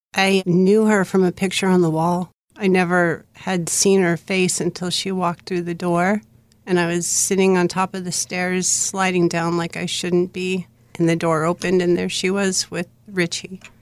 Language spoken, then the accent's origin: English; Bridgeport, Connecticut, United States; I was born in Bridgeport, Connecticut.